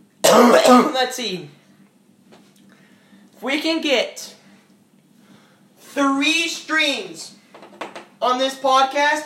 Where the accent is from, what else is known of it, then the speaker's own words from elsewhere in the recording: United States; I'm American